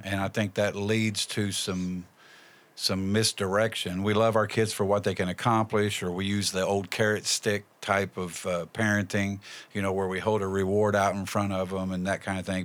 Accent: Indianapolis, Indiana, United States; moved away as an adult; also born or lived in Wayne County, West Virginia; now in West Virginia, United States; we're from Indianapolis. We moved down here in ninety-two

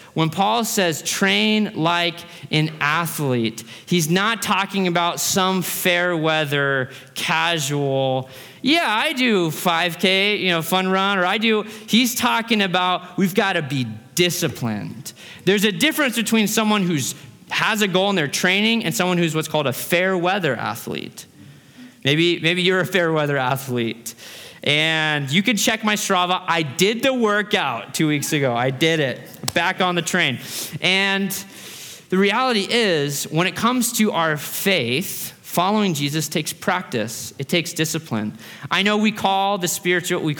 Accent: Fairbanks, Alaska, United States; now in Boise, United States; I grew up in Fairbanks, Alaska

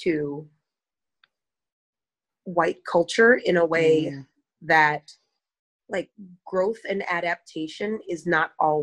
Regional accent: Madison, Wisconsin, United States; I was born and raised in Madison.

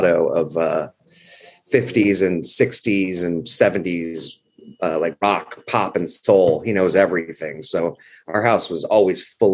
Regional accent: Los Angeles, California, United States; also born or lived in Cleveland, Ohio; I was born in Cleveland, Ohio. My parents grew up there, but they moved us out to Los Angeles when I was about three. So I grew up

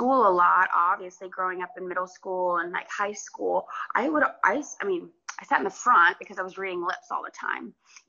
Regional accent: Georgia, United States; I grew up in Georgia

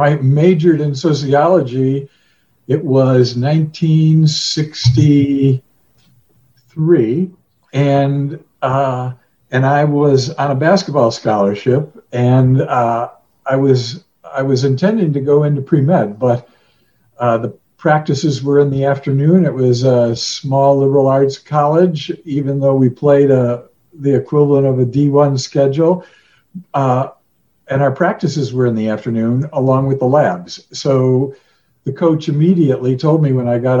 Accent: Chicago, Illinois, United States; moved away; also born or lived in Colorado Springs, Colorado; I grew up in Chicago, went to school in the middle of the city to a high school that didn't have sports

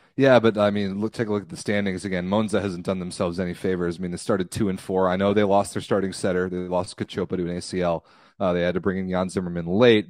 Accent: United States; as an American fan

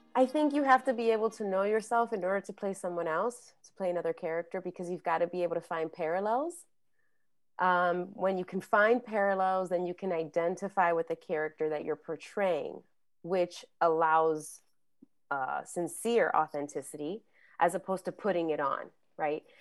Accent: New York City, New York, United States; I grew up in the Bronx and, um, New York

